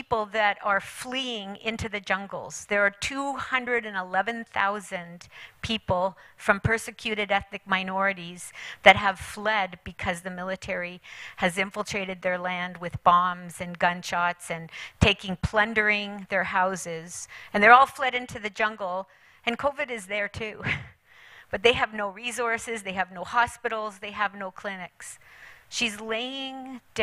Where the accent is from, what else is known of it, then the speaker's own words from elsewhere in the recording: England, United Kingdom; moved away; also born or lived in China; I went back to England. I was born in England.